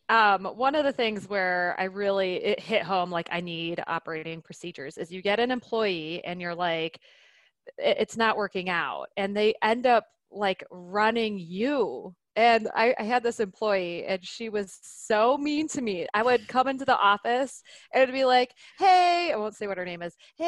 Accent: Detroit, Michigan, United States; now in Nebraska, United States; I'm from Detroit

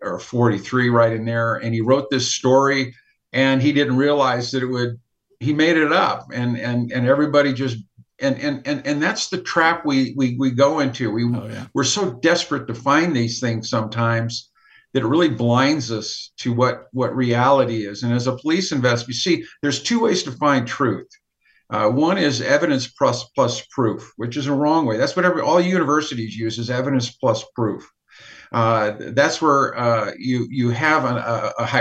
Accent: United States; there's nobody over there but me that were American

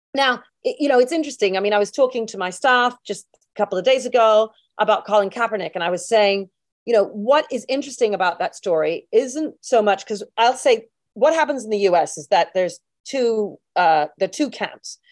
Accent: United Kingdom; We're all British together.

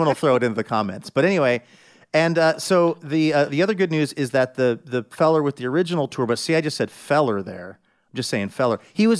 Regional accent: Seattle, Washington, United States; I'm from Seattle.

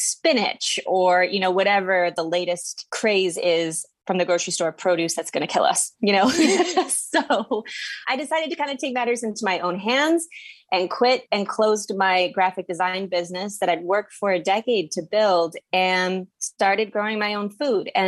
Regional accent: Midwest, United States; moved away as an adult; also born or lived in central New Jersey; now in New Jersey, United States; I currently live on a six acre farm in central New Jersey, and I'm from the Midwest, but I didn't grow up in a farming family.

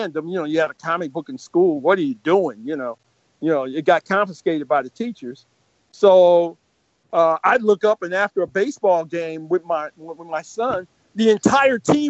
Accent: Detroit, Michigan, United States; the neighborhood I grew up in back in Detroit

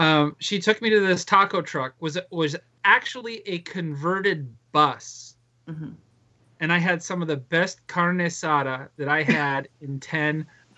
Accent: Thousand Oaks, California, United States; moved away; also born or lived in Tennessee; I know I'm home, but I feel like I've lost my hometown.

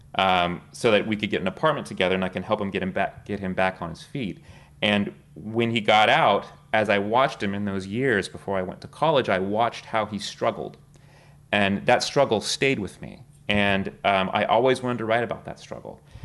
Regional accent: South Texas, United States; now in New York, United States; I was born and raised in Texas

